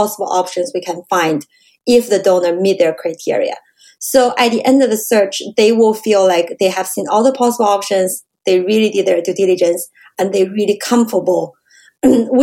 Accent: China; moved away as an adult; also born or lived in Canada; now in San Francisco, United States; I grew up in China, and I immigrated to Canada in 2003.

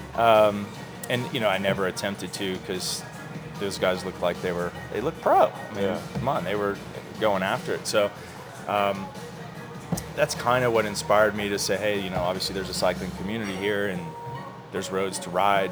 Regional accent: Florida, United States; growing up in Florida

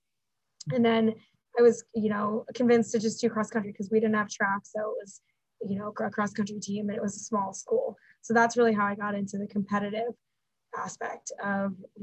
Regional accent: near Rutgers University, central New Jersey, United States; I actually grew up in New Jersey

